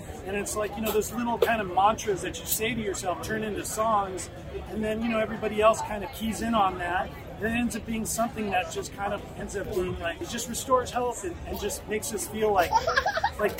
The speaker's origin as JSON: {"language": "English", "region": "Southern California", "country": "United States", "tie": "born or raised there", "said": "we're not from Jamaica. We grew up in Southern California"}